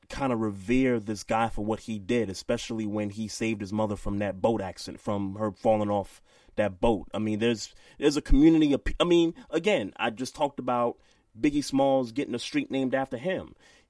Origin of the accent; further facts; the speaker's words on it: New York City, New York, United States; I'm from Brooklyn